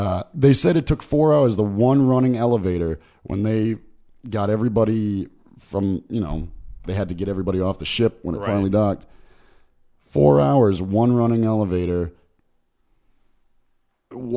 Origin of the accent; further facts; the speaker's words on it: Connecticut, United States; moved away; I'm a semi-resident of Connecticut, and I was born in Connecticut